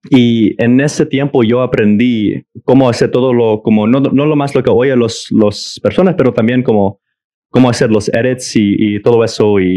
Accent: Mexico; now in United States; yo vengo de México y, y en, en el pueblito de mi papá

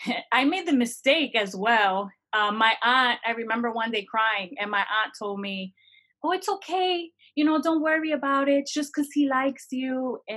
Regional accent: New Jersey, United States; also born or lived in Florida, United States; So I was born in Florida. I went to New Jersey at 4 months up until I was 14.

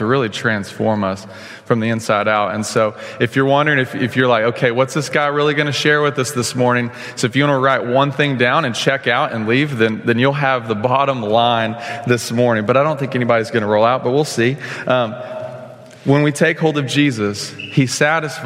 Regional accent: Stephenville, Texas, United States; moved away as an adult; now in Oklahoma, United States; I grew up in Stephenville, Texas on a dairy farm.

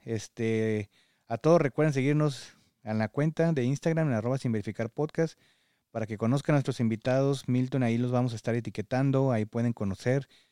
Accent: Mexico; now in United States; como mexicano

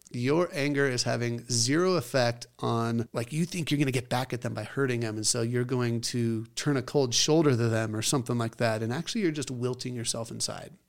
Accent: Scotland, United Kingdom; I'm Scottish.

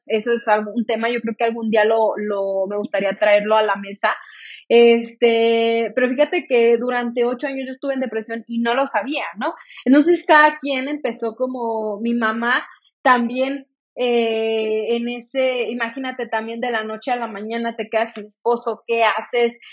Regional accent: Salamanca, Guanajuato, Mexico; also born or lived in Irapuato, Guanajuato; yo nací soy de, de Irapuato, Guanajuato, para los que me conozcan, a, lo mejor ya saben, para los que no, pues soy de, de Irapuato, Guanajuato, eh, crecí en el estado de Guanajuato, a los tres años me mudé a Salamanca

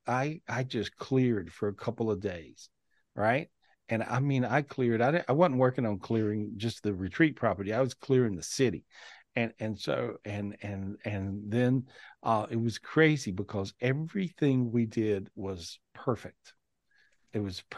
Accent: North Carolina, United States; moved away; where I grew up in North Carolina

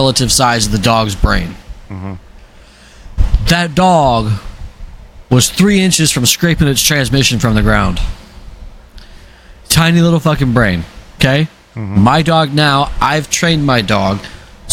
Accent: Arizona, United States; I grew up in Arizona.

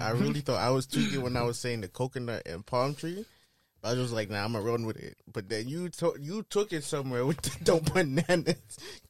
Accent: New York City, New York, United States; I'm from Flatbush too, bro.

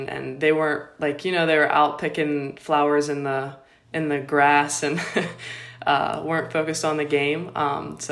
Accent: Pittsburgh, Pennsylvania, United States; I'm from Pittsburgh, Pennsylvania, and I grew up playing baseball with the boys

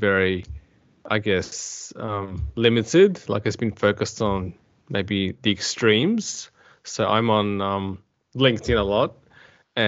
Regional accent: Adelaide, South Australia, Australia; I am from Australia, to be specific, South Australia in Adelaide

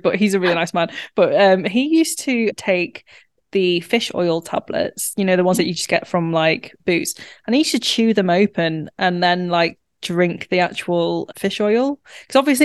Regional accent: Warrington, North West England, United Kingdom; now in Manchester, United Kingdom; I grew up in Warrington, which is about 30 minutes from Manchester.

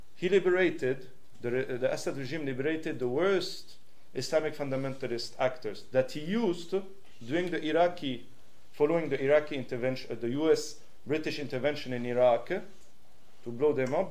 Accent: Switzerland; English is a second language; also born or lived in Syria; I'm Syrian Swiss and I grew up in Switzerland

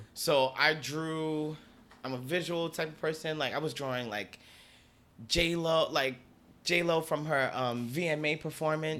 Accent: Newark, New Jersey, United States; moved away as an adult; now in Bronx, United States; I was born and raised in Newark

